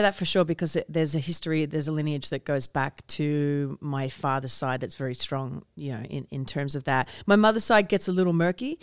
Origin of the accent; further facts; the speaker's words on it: Australia; moved away; growing up in Australia